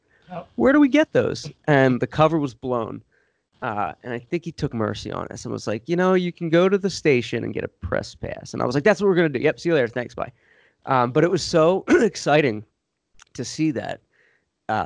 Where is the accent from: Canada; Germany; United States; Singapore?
United States; Doylestown, Pennsylvania; I grew up in Doylestown, Pennsylvania, where they filmed the movie Signs